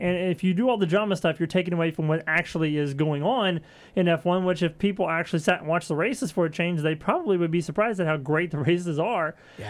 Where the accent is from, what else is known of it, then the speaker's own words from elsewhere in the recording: Texas, United States; I'm from Texas.